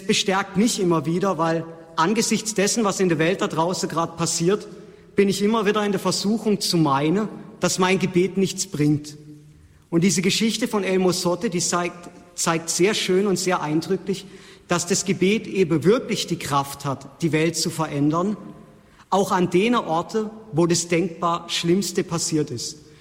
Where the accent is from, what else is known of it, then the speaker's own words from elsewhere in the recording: Black Forest, Baden-Württemberg, Germany; moved away as an adult; also born or lived in Ecuador; in meiner Heimat in Deutschland im Schwarzwald